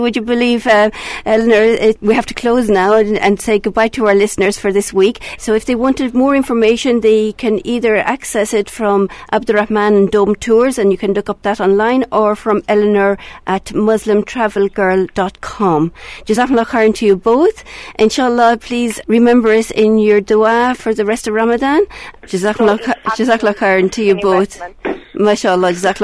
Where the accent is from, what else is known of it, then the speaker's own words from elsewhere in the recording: Ireland; Being an Irish person myself